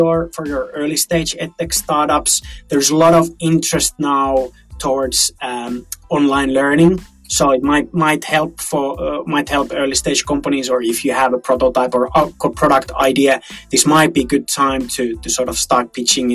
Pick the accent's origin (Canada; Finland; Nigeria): Finland; we are from Finland